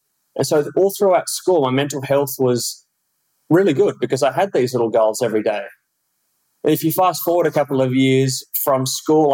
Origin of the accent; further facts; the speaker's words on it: Cottesloe, Western Australia, Australia; accent: Perth; moved away as an adult; now in Girona, Spain; I grew up in Cottesloe, so on the coast there